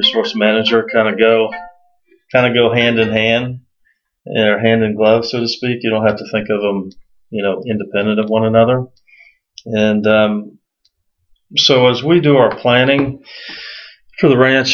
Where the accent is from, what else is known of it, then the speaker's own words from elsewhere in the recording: Central Florida, United States; I actually grew up in Central Florida